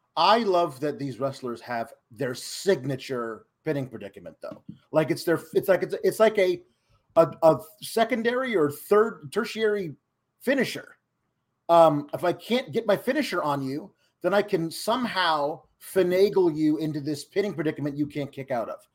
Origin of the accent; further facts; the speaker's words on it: United States; speaking it as an American